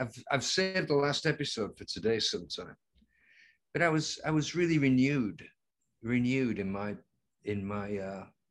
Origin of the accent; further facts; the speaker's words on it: Lancaster, North West England, United Kingdom; we call them in England. Lancaster, my hometown, is only 70 miles away.